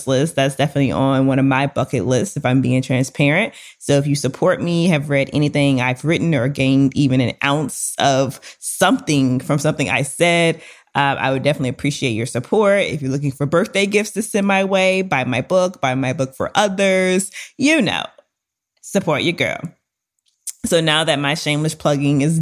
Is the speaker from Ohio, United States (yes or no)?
no; Louisiana, United States; we are both from Louisiana